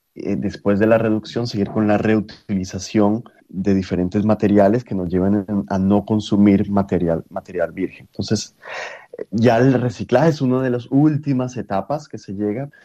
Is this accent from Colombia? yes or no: yes; Colombia; Siendo colombiano